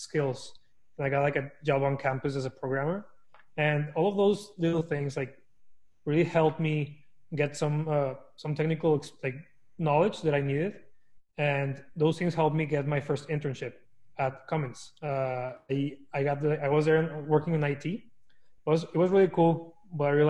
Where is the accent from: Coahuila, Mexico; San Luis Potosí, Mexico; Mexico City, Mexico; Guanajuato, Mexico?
Coahuila, Mexico; Torreón; moved away as an adult; also born or lived in El Paso, Texas; now in United States; So I was born and raised in Mexico in a small town called Torreón. I was there for like 19 years until I decided to move to the US for college.